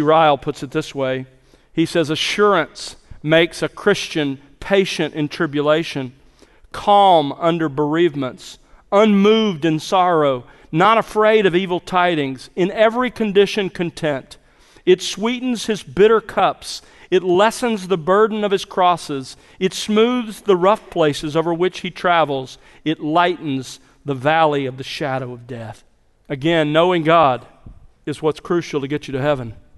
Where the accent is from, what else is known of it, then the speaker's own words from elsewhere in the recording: South Alabama, United States; When I was growing up in South Alabama, we had two acres and we lived on the edge of civilization